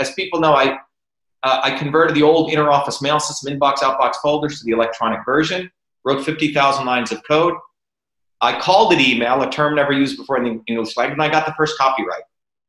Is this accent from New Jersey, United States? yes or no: yes; New Jersey, United States; also born or lived in Mumbai, India / Tamil Nadu, India; where I grew up in New Jersey.